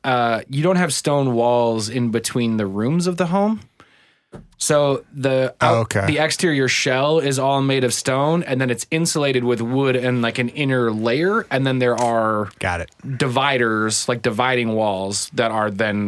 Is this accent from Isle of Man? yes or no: yes; Dalby, Isle of Man; Oh, I love me some Dalby. I was raised in Dalby.